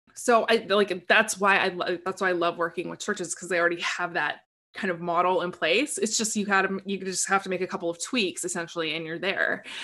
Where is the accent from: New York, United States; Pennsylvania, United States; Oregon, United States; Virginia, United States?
Oregon, United States; Portland; I grew up in Portland, Oregon.